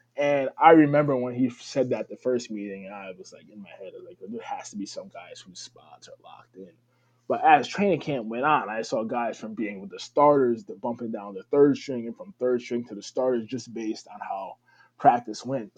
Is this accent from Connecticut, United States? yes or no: yes; New Haven, Connecticut, United States; also born or lived in Schenectady, New York; I was born and raised in New Haven, Connecticut, the Westville area. Um, still where I reside